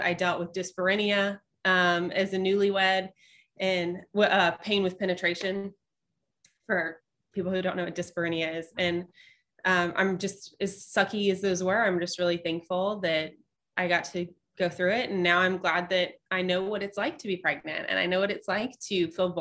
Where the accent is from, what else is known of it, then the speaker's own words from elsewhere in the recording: Shreveport, Louisiana, United States; accent: non-Cajun; moved away as an adult; now in Nashville, United States; I'm from Shreveport-Bossier, which I mean, we're Louisiana, but we're not. It's so far north. Like we're more Texas, Arkansas than we are Louisiana.